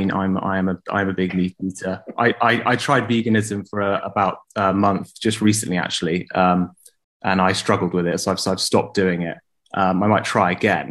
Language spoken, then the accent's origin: English; England, United Kingdom; I've been born and raised in England